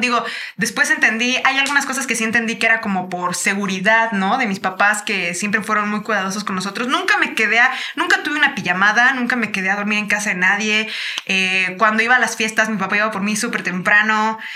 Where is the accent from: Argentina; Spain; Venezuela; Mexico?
Mexico; Chiapas; now in Mexico City, Mexico; nosotros crecimos en Chiapas